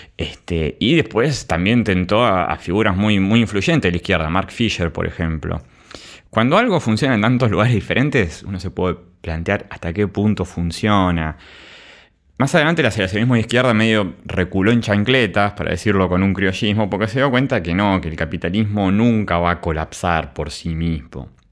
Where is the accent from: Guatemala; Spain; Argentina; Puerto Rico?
Argentina; como argentinos nosotros